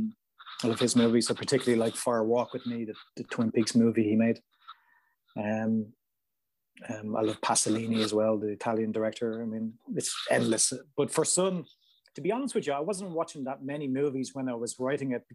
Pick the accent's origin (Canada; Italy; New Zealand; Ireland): Ireland; in Ireland, where I'm from, everything's really small